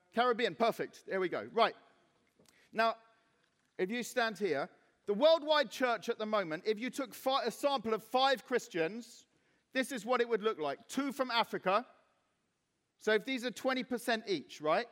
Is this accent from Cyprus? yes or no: yes; Cyprus; now in Reading, United Kingdom; when I was 14 and growing up in Cyprus